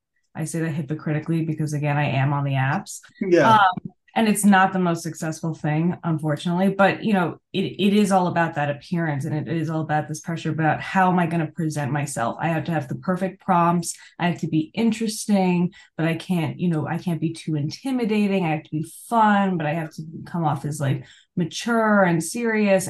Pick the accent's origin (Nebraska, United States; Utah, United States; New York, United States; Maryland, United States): New York, United States; I'm also from New York